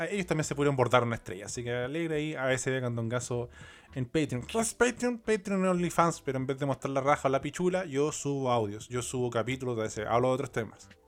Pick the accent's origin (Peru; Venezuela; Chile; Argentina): Chile; Rancagua, O'Higgins; Yo soy de Rancagua. No, no soy de Rancagua en verdad. Eh, cuando pendejo viví ahí. En Rancagua, San Fernando, Sassón.